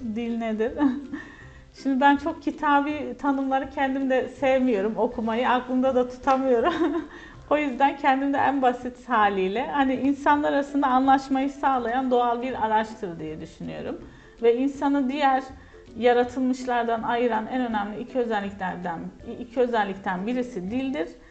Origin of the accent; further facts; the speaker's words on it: Kahramanmaraş, Turkey; also born or lived in Ankara / Konya; ben hocam Kahramanmaraş doğumluyum